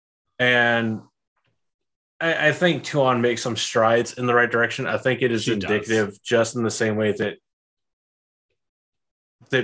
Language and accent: English; the American South, United States; living in the South, being a Southerner